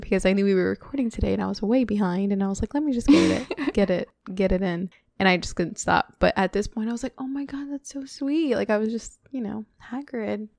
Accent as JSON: {"language": "English", "region": "Florida", "country": "United States", "tie": "born or raised there", "also_born_or_lived": "Texas", "moved": "as an adult", "said": "growing up in Florida"}